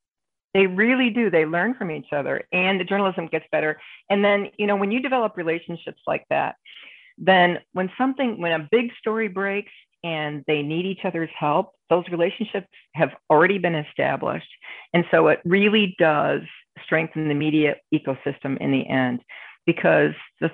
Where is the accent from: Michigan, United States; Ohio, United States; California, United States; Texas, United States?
Michigan, United States; Detroit; now in Rochester, United States; I live in Rochester, which is in Western New York, and I grew up in Detroit.